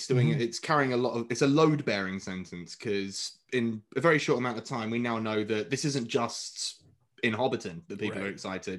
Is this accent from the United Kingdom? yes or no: yes; United Kingdom; first language English